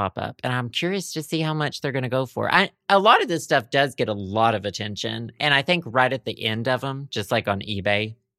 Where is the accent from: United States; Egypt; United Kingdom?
United Kingdom; because Antiques Roadshow UK, because I'm British.